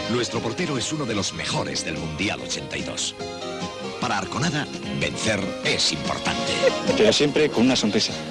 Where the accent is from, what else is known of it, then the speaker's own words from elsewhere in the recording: Bilbao, Basque Country, Spain; Ay, el caso porque soy de Bilbao.